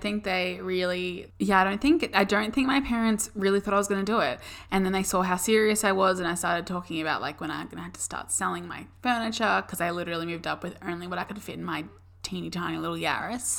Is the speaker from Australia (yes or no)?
yes; Melbourne, Victoria, Australia; moved away as an adult; now in Gold Coast, Australia; we both have only ever lived in Melbourne, which is where we grew up